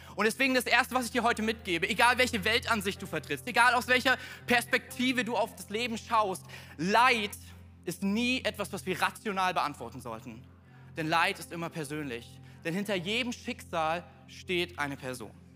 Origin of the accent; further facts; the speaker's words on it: Thuringia, Germany; bei uns in Thüringen